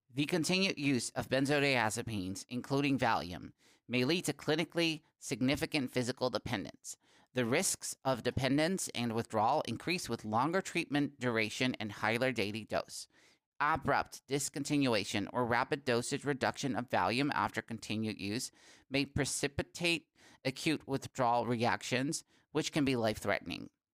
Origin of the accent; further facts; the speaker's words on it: Netherlands; English is a second language; my country, the Netherlands